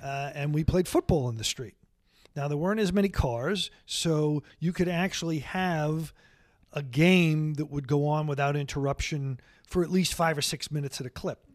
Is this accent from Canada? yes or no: no; Long Island, New York, United States; also born or lived in Brooklyn; after I was six years old or so, we moved to Long Island, and I really grew up on Long Island.